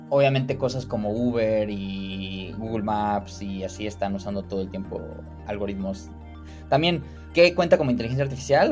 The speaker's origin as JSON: {"language": "Spanish", "town": "Cuernavaca", "region": "Morelos", "country": "Mexico", "tie": "born or raised there", "also_born_or_lived": "Mexico City / Chicago", "moved": "as an adult", "said": "crecí en Cuernavaca"}